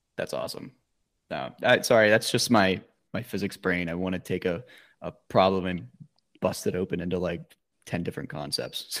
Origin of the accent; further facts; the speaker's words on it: Pennsylvania, United States; I grew up in Pennsylvania